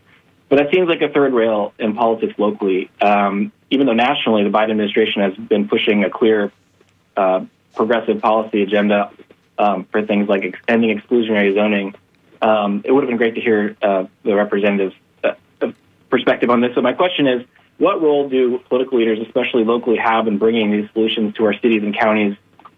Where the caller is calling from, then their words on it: Tampa, Florida, United States; from Tampa.